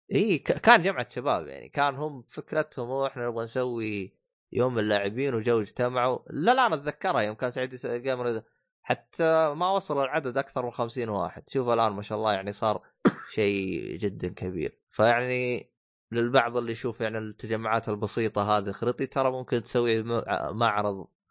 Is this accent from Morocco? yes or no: no; Saudi Arabia